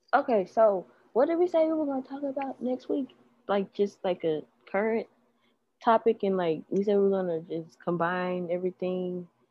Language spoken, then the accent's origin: English; Memphis, Tennessee, United States; we are from Memphis. Like we are from a metropolitan area.